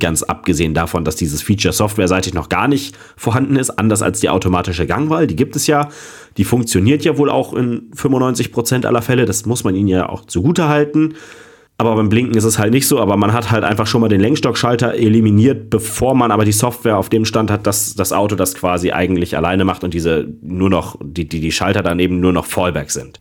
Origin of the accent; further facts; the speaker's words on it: Germany; Ich als Deutscher